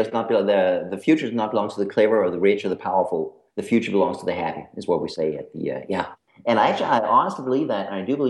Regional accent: Denmark; accent: American; My accent is American. I am Danish. And Danish is a horrible, horrible language, so don't worry if you don't get it.

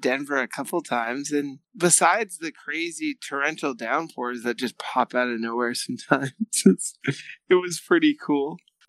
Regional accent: Southern Ontario, Canada; Being from Southern Ontario, I am good.

